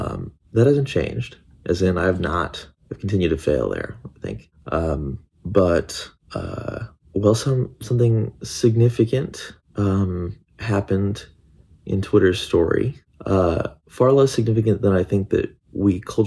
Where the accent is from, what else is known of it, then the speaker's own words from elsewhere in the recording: Midwestern US, United States; Where I grew up in the Midwestern US